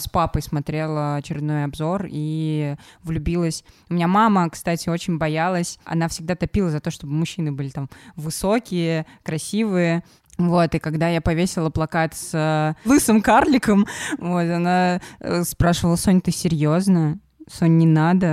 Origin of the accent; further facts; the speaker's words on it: Samara, Samara Oblast, Russia; я из Самары и любила Крыльев Советов